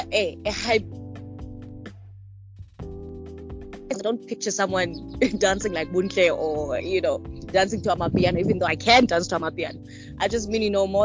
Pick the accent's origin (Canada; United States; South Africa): South Africa; Queenstown, Eastern Cape; also born or lived in Pretoria / Durban; now in Johannesburg, South Africa; I am from the Eastern Cape, from Queenstown. I'm living in Joburg now.